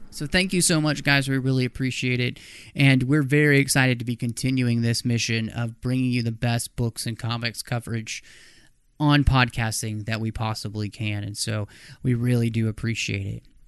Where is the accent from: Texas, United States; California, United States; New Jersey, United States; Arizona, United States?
Texas, United States; Dallas; moved away; also born or lived in Minnesota; I grew up in Dallas